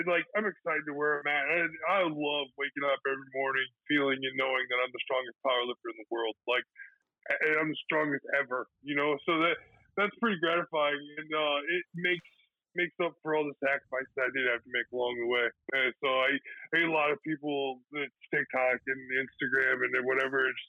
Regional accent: Galva, United States; moved away as an adult; now in Florida, United States; we had 391 inches of snow in my hometown. And my dad, actually, we plow all the streets of Galva

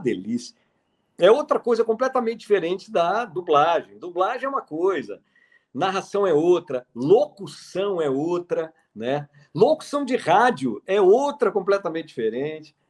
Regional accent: Brasília, Federal District, Brazil; eu sou de 1969, eu nasci em Brasília, em 69

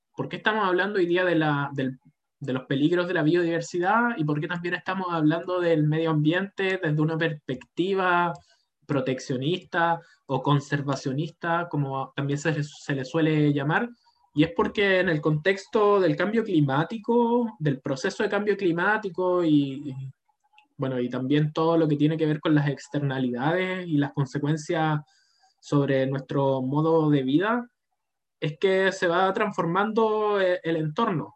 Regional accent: Chile; como chilenos

